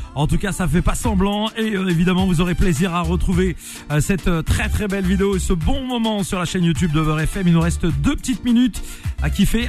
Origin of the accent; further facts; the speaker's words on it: Nantes, Pays de la Loire, France; Moi, je suis de Nantes à l'origine